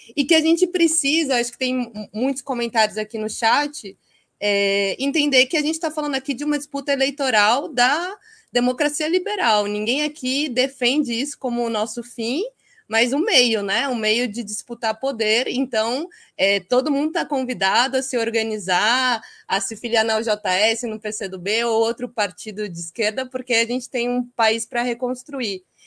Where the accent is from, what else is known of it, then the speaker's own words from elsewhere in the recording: Itapetininga, São Paulo, Brazil; Eu sou de Itapetininga, interior de São Paulo